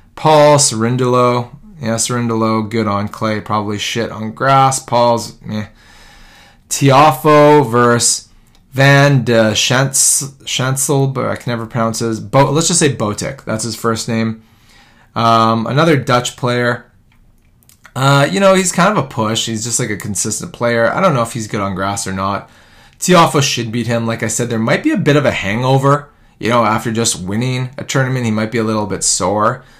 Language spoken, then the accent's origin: English; Vancouver, British Columbia, Canada; my hometown of Vancouver